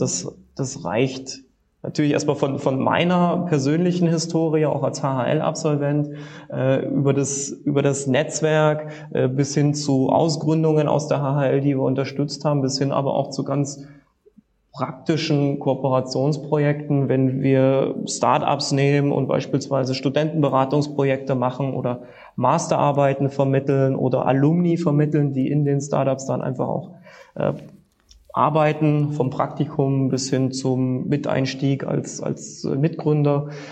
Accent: Leipzig, Saxony, Germany

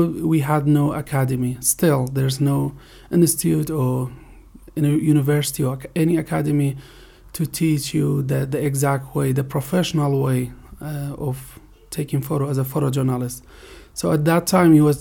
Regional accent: Kirkuk, Kirkuk Governorate, Iraq; now in Sulaymaniyah, Iraq; We are from Kirkuk. We are living in Sulaymaniyah

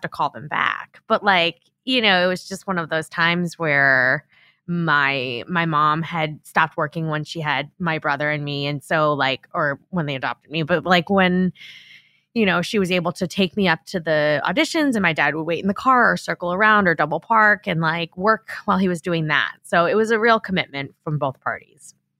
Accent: Long Island, New York, United States; moved away as an adult; I grew up on Long Island

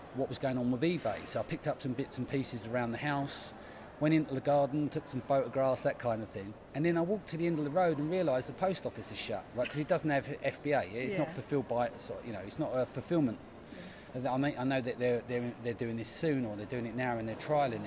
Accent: London, United Kingdom; we're from the East End. We didn't have much

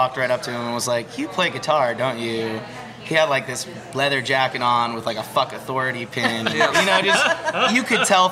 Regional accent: Media, Pennsylvania, United States; moved away as an adult; now in New Orleans, United States; I'm from Media, Pennsylvania

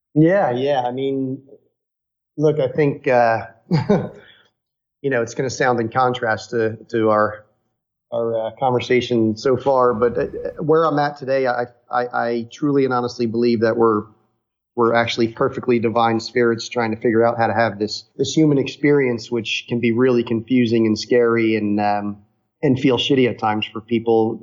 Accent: outside of New York City, United States; growing up outside of New York City

